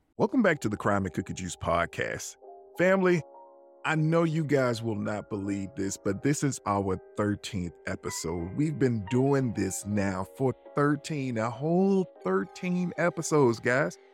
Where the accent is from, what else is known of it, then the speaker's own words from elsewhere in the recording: Birmingham, Alabama, United States; I'm just from Birmingham, Alabama